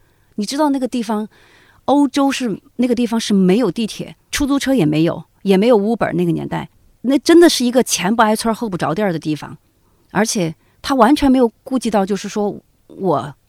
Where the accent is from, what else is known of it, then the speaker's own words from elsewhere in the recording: Zigong, Sichuan, China; 我作为一个字二代，因为我父母亲不是自贡人，其实我很多自贡话，我就当地的俚语什么的，我都不太会讲。哦，我讲的自贡话是最接近于普通话的